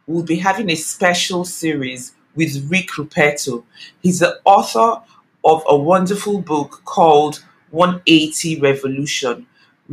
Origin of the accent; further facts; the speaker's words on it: Nigeria; Nigeria, my home country